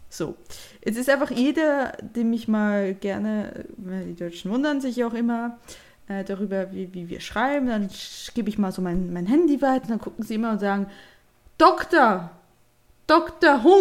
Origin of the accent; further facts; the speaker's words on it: Bern, Switzerland; Dann machen wir weiter, wo komme ich denn her? Ich komme ursprünglich aus dem Ami Emmental.